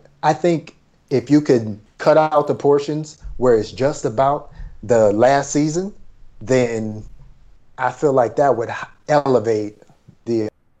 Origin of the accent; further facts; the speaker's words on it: Detroit, Michigan, United States; I'm from Detroit.